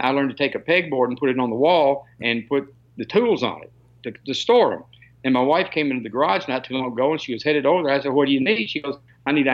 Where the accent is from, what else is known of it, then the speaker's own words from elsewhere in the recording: Kentucky, United States; I grew up in Kentucky